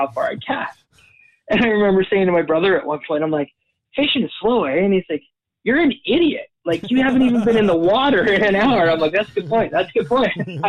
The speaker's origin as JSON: {"language": "English", "region": "Alberta", "country": "Canada", "tie": "born or raised there", "also_born_or_lived": "Boyle / Red Deer", "lives_now": "Calgary, Canada", "said": "I was born in Calgary here. And then I lived the first few years of my life down in Southern Alberta, a little town called Boyle"}